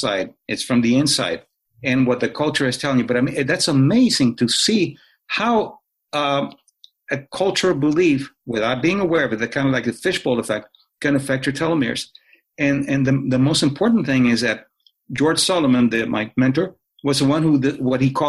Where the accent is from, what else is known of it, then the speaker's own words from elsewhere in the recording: Cuba; moved away; I was born in Cuba.